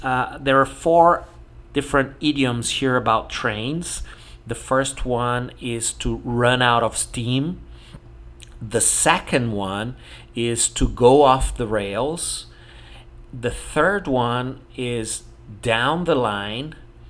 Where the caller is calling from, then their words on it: Porto Alegre, Rio Grande do Sul, Brazil; English is a second language; I'm speaking from Porto Alegre in the south of Brazil.